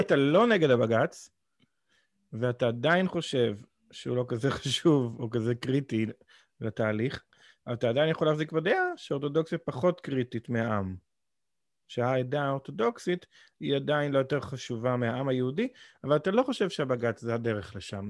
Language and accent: Hebrew; Israel; moved away as an adult; שנולדתי בישראל